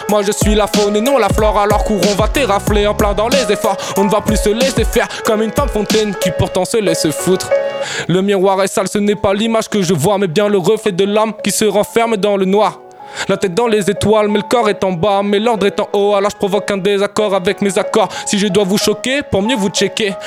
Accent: La Rochelle, Nouvelle-Aquitaine, France; moved away as an adult; now in Toulouse, France; Je viens de La Rochelle et je disais déjà chocolatine

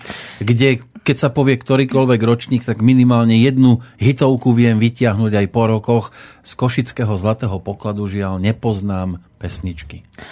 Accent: Slovakia

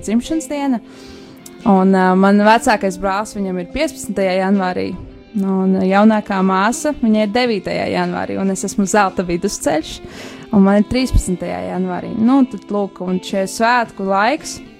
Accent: Jelgava, Zemgale, Latvia; es esmu no Jālgavas, Jālgavas vasaras vēku draudzes

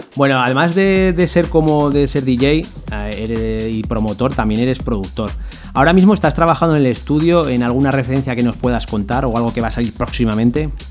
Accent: Zaragoza, Aragon, Spain; de donde soy yo, que es en Zaragoza

